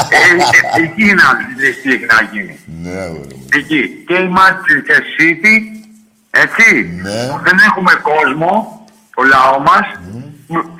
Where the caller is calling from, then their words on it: Athens, Attica, Greece; από τον Παγκράτη.